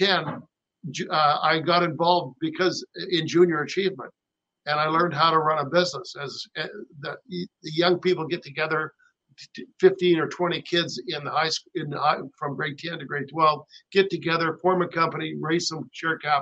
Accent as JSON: {"language": "English", "country": "Canada", "also_born_or_lived": "Rancho Mirage, California", "said": "as a Canadian"}